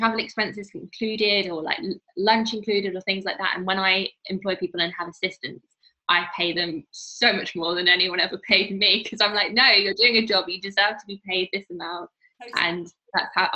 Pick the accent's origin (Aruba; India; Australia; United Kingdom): United Kingdom; Midlands; moved away; I'm from the Midlands.